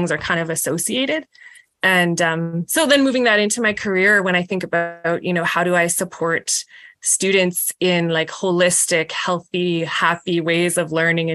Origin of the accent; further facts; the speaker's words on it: Saskatoon, Saskatchewan, Canada; I grew up in Saskatoon in Montgomery, which is a neighborhood